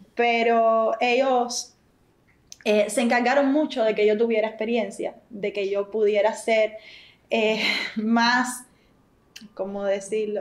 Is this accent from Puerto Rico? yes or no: no; San José de las Lajas, Mayabeque, Cuba; Somos de San José de las Lajas. Eso queda muy cerca de La Habana